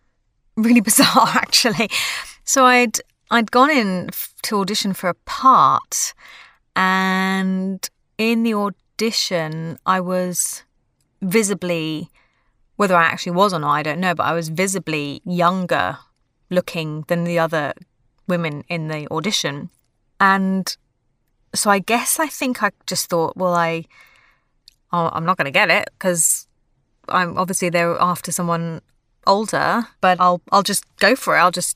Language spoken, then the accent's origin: English; London, United Kingdom; But I think growing up in London and in the sort of musical theatre world or acting world in general, it's sort of like a massive melting pot.